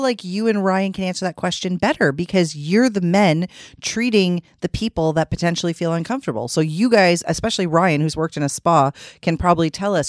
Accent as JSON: {"language": "English", "region": "Ontario", "country": "Canada", "said": "We're from Ontario"}